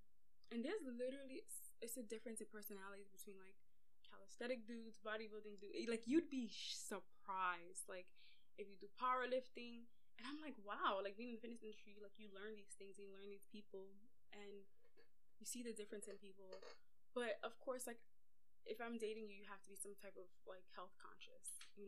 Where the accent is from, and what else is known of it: Mississippi, United States